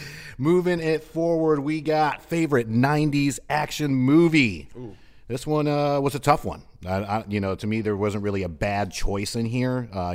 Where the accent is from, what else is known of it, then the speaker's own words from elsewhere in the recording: New York, United States; We had Video King back in upstate New York.